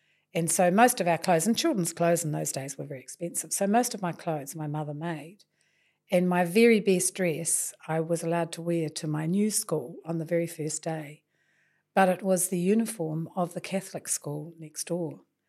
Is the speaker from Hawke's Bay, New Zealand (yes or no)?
yes; Napier, Hawke's Bay, New Zealand; So then I spent the rest of my time growing up in Napier, in Taradale, and really had a very good childhood.